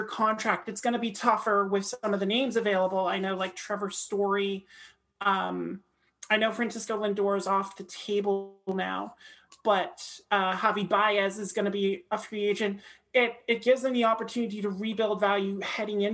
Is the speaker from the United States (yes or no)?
no; Canada